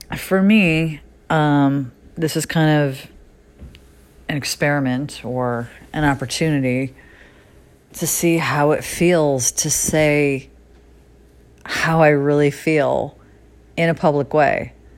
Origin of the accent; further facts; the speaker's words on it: Connecticut, United States; now in Los Angeles, United States; I left the little town that I grew up in Connecticut